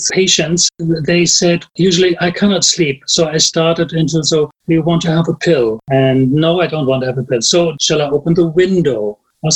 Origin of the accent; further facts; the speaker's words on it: Germany; English is a second language; I'm from Germany